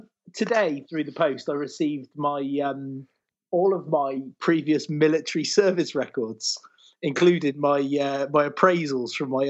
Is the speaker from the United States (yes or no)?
no; Bolton, North West England, United Kingdom; But I'm from Bolton.